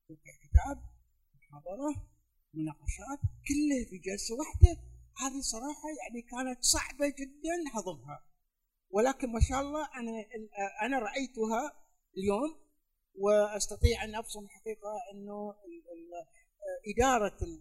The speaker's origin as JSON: {"language": "Arabic", "country": "United Arab Emirates", "said": "انا من الامارات"}